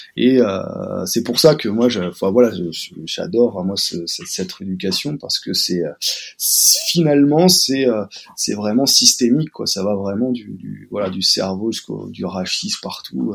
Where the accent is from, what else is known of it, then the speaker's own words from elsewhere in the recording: Paris, Île-de-France, France; also born or lived in Montpellier; je suis de Paris